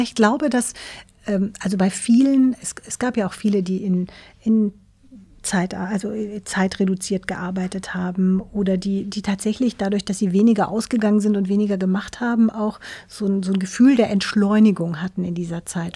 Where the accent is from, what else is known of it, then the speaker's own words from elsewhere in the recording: Black Forest, Baden-Württemberg, Germany; now in Hamburg, Germany; Ich bin ja Wahlhamburgerin. Ich komme ursprünglich aus dem Schwarzwald, aus einem kleinen Dorf im Schwarzwald